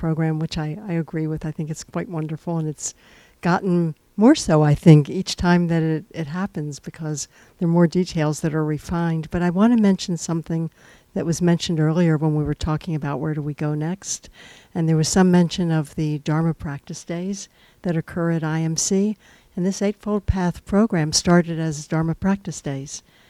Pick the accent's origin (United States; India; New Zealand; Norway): United States; San Francisco, California; I'm from San Francisco.